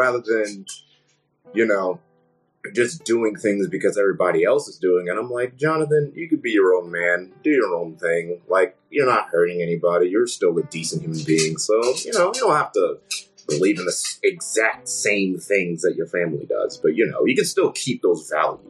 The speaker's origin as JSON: {"language": "English", "town": "Middletown", "region": "Connecticut", "country": "United States", "tie": "born or raised there", "also_born_or_lived": "West Haven, Connecticut", "lives_now": "Bristol, United States", "said": "I grew up originally in West Haven, Connecticut"}